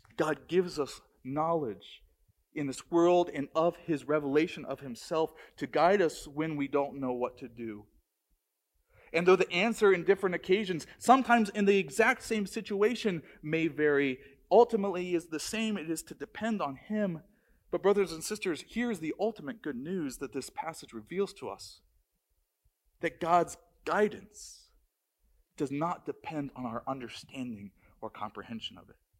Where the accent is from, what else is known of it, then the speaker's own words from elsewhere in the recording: Maryland, United States; moved away; I grew up in Maryland